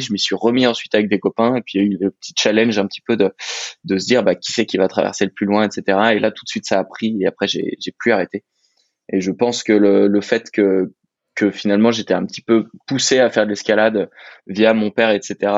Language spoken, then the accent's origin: French; Annecy, Auvergne-Rhône-Alpes, France; j'habite à Annecy, je suis à peu près là depuis toujours